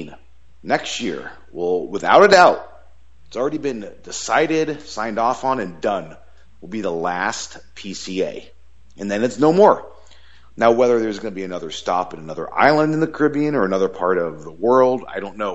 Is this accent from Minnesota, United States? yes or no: no; South Florida, United States; I grew up in South Florida, which was like a 30-minute plane ride to the Bahamas